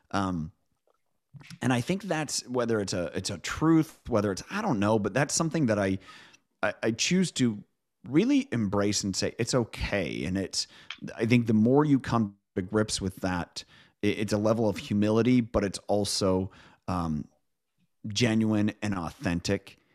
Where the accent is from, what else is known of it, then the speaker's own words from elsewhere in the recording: Midwest, United States; now in Pacific Northwest, United States; I grew up in the Midwest. I live now in the Pacific Northwest